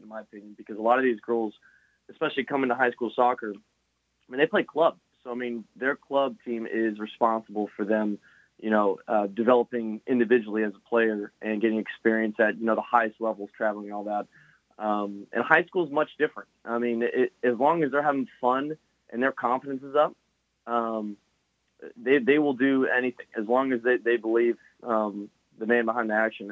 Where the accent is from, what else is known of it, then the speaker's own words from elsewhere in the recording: Lakeland, Florida, United States; also born or lived in Cleveland, Tennessee; I went to LCS basically sixth grade to senior year